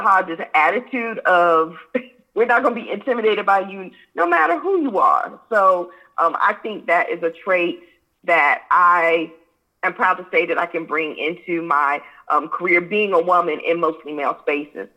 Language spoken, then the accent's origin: English; Hampton, Virginia, United States; I was raised in Hampton, Virginia